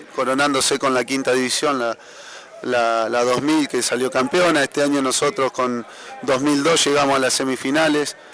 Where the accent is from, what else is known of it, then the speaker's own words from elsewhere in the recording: Santa Fe, Argentina; moved away; also born or lived in Banfield; De Santa Fe